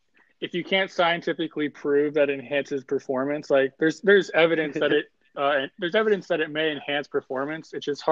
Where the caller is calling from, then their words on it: Los Angeles, California, United States; I'm calling in from Los Angeles, California.